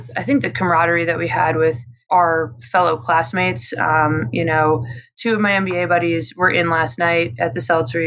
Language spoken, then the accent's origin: English; Midwest, United States; also born or lived in Denver, Colorado; now in Charlotte, United States; I grew up in a small Midwestern town